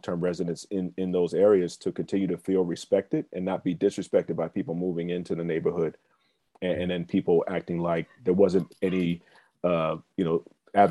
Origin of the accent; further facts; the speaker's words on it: Silver Spring, Maryland, United States; I grew up in Silver Spring, Maryland